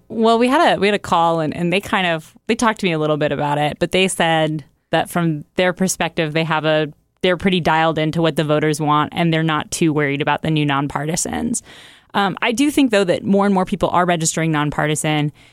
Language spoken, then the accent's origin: English; Oregon, United States; moved away; I grew up in Oregon for a while